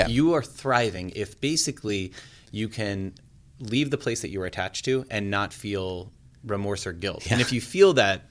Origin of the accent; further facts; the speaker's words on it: Southern California, United States; I grew up in Southern California.